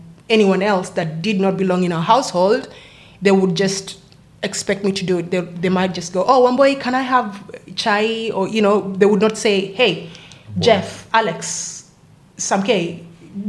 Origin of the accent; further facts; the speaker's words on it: Nairobi, Kenya; also born or lived in Wollongong, Australia; now in Sydney, Australia; So I am from Kenya, born and raised in Nairobi